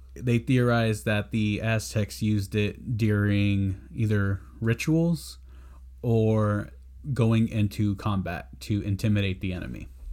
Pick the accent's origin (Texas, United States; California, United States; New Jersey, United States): Texas, United States; San Antonio; I'm from San Antonio